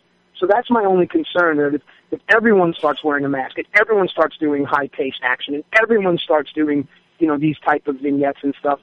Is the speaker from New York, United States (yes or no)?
yes; New York, United States; I grew up in New York with four sisters